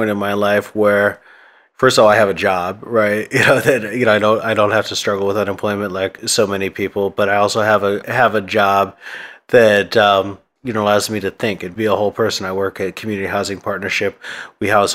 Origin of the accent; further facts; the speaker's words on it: Vallejo, California, United States; I grew up in Vallejo mostly.